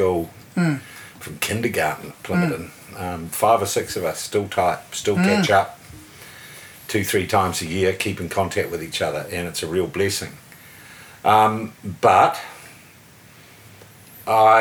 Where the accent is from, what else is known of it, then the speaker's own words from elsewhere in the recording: Porirua, Wellington, New Zealand; also born or lived in Plimmerton; I grew up in Porirua.